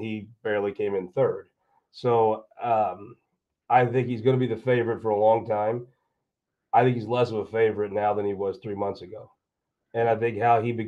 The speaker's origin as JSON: {"language": "English", "area": "West Butler County", "region": "Missouri", "country": "United States", "tie": "born or raised there", "said": "where I grew up in West Butler County"}